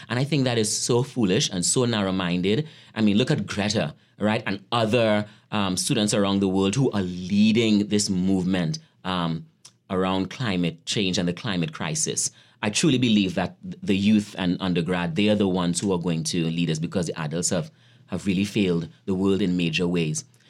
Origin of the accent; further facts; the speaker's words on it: Trinidad & Tobago; moved away as an adult; also born or lived in Atlanta, United States / Brooklyn, United States; now in Gettysburg, United States; I grew up in Trinidad, um, in a poor community called Lafontaine. And I left Trinidad when I was eighteen years old